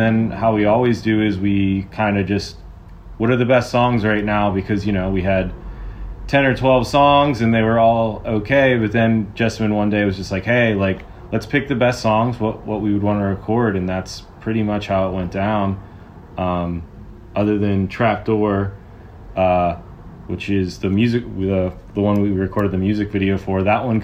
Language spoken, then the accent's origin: English; about an hour south of Pittsburgh, Pennsylvania, United States; moved away as an adult; now in Southern California, United States; I'm from about an hour south of Pittsburgh